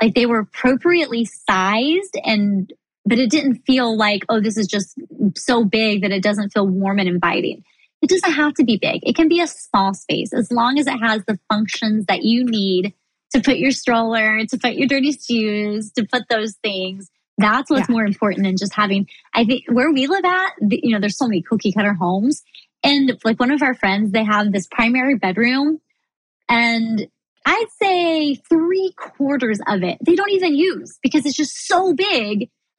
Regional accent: Midwest, United States; But, you know, I grew up in the Midwest. My family were farmers, you know, in years past.

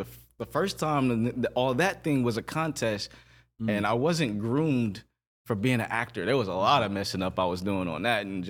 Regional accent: Flint, Michigan, United States; I'm from Flint, Michigan. I know I'm young. I'm 12, 13.

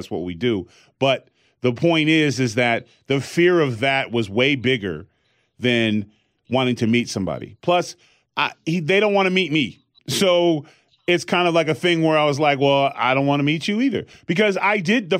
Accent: California, United States; growing up in California.

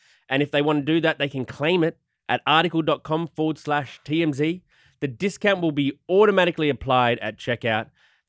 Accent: Australia; I'm natural. I'm Aussie.

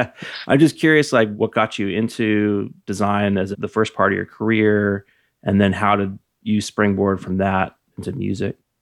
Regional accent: Napa, California, United States; I was born in nineteen seventy-six and I grew up in Napa

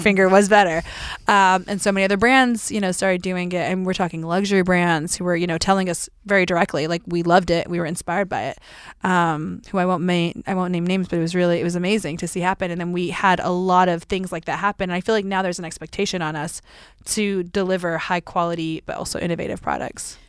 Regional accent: Tennessee, United States; I grew up in Tennessee

